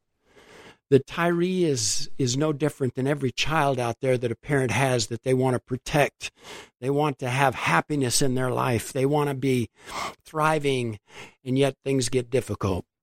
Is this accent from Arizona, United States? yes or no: yes; Globe, Arizona, United States; now in Phoenix, United States; I grew up in Globe, so I'm a small town kid.